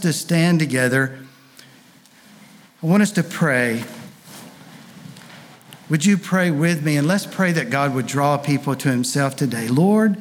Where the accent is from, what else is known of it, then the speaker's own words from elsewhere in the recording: Tennessee, United States; I'm not from France. I'm from Tennessee